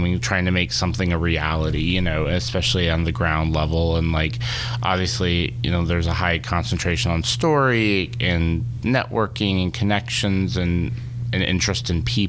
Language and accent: English; Charlotte, North Carolina, United States; Charlotte, North Carolina.